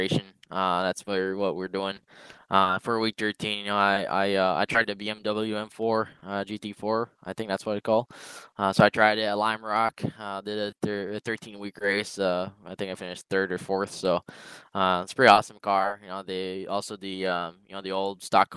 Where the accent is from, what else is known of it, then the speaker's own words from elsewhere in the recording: Canada; as a Canadian